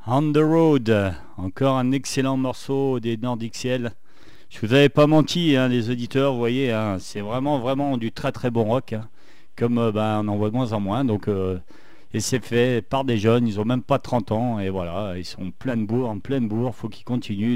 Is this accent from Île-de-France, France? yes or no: no; Saint-Étienne, Auvergne-Rhône-Alpes, France; accent: stéphanois; avec mon accent stéphanois